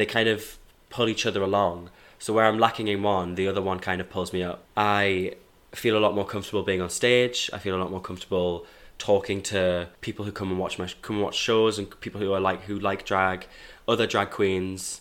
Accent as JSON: {"language": "English", "town": "Hebburn", "region": "North East England", "country": "United Kingdom", "tie": "born or raised there", "moved": "as an adult", "lives_now": "Manchester, United Kingdom", "said": "So I'm from Newcastle, born and raised in Hebburn, South Tyneside"}